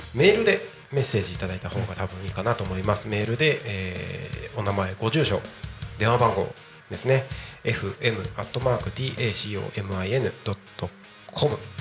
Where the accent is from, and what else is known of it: Takko, Aomori, Japan; born or raised there; moved away as an adult; also born or lived in Tokyo